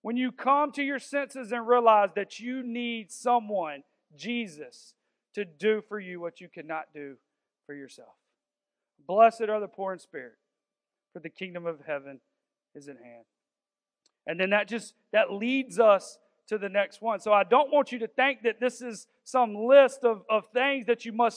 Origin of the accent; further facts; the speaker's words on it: the South, United States; we're all from the South